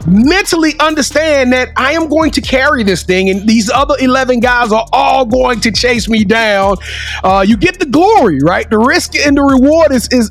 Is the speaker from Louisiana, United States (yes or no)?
yes; Louisiana, United States; I'm from Louisiana